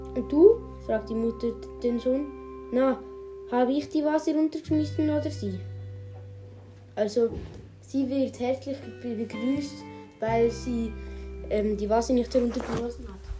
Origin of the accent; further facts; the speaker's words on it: Switzerland; Bei uns in der Schweiz